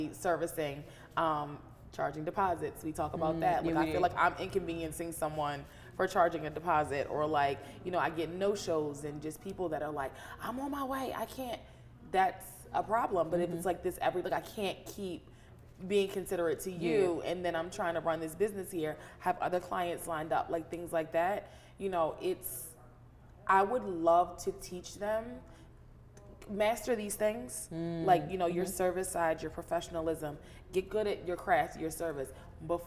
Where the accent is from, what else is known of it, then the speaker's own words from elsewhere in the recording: United States; I grew up in Carroll County, a rural suburb, but I was brought to the city to get my education